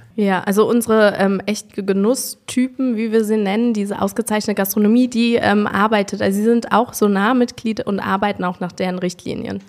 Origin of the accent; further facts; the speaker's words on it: Windesheim, Rhineland-Palatinate, Germany; also born or lived in Bad Kreuznach / Geisenheim; ich bin in Windesheim am Weingut aufgewachsen von meinem Stiefvater